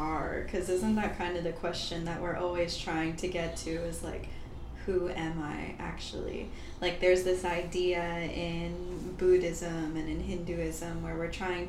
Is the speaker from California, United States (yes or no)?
no; Easton, Pennsylvania, United States; moved away as an adult; also born or lived in Japan; now in Bali, Indonesia; Born and raised in Easton, Pennsylvania, in the Lehigh Valley, just a little bit north of Philadelphia